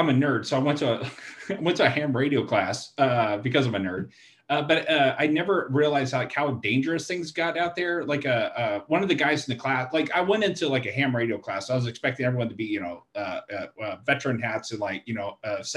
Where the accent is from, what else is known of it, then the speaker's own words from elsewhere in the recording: Stephenville, Texas, United States; moved away; I'm from Steenville, but my family's in Granbury